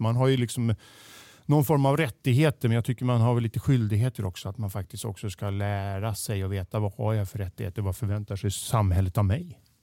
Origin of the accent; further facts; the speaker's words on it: Stockholm, Stockholm County, Sweden; also born or lived in Boden; jag är född och uppväxt mitt här i Stockholm